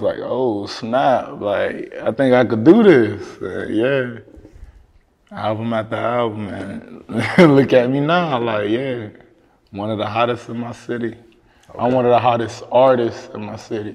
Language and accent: English; Miami, Florida, United States; I'm from Liberty City. I'm from Dade County